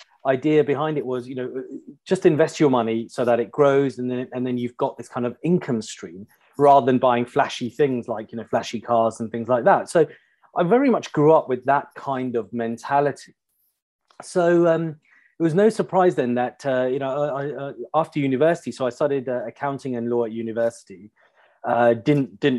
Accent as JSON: {"language": "English", "town": "Pinner", "region": "London", "country": "United Kingdom", "tie": "born or raised there", "said": "I grew up in a standard middle class suburban family on the outskirts of London. I grew up in Pinner, local state school"}